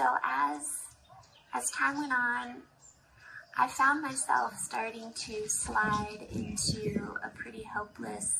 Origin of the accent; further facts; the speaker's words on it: United States; moved away as an adult; now in Zambia; I grew up in America in a really good family, a good church.